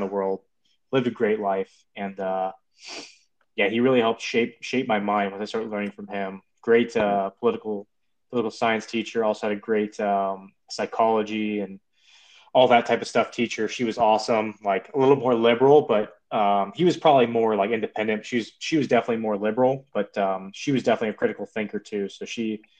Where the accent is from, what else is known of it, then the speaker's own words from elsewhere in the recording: Midwest, United States; moved away as an adult; I grew up in the Midwest, not a large family